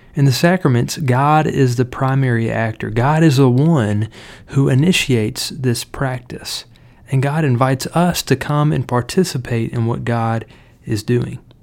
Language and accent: English; Cleveland, Tennessee, United States; In my home church where I grew up in Cleveland, Tennessee